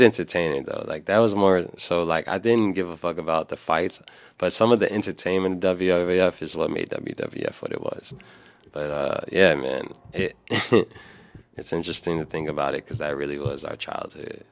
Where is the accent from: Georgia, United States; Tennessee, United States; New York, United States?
New York, United States; As a New Yorker